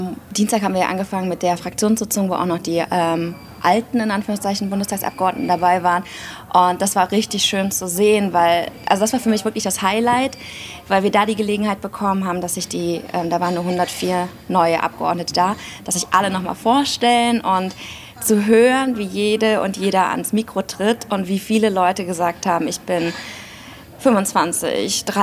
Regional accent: Aachen, North Rhine-Westphalia, Germany; born there; ich bin 34 Jahre alt, bin in Aachen geboren und habe auch in Aachen kandidiert

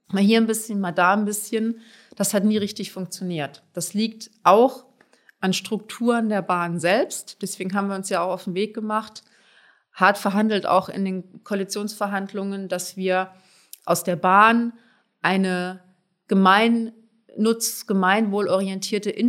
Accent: Hamburg, Germany; bin ich auch Hamburgerin, also Wasserwege spielen da eine ganz wichtige Rolle.

